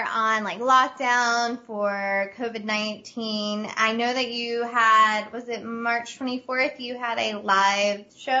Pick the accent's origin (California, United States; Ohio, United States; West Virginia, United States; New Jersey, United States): West Virginia, United States; I'm from West Virginia